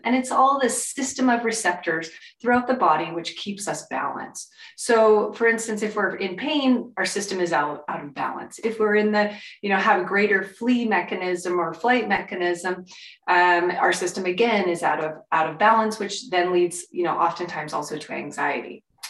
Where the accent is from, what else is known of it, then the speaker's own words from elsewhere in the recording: California, United States; I'm from California